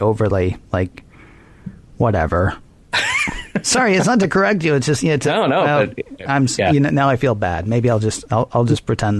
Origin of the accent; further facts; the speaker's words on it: United States; I grew up in the States.